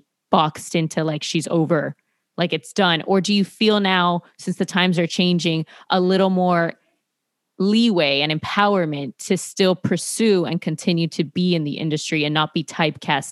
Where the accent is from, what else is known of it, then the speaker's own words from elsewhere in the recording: Miami, Florida, United States; I grew up in Miami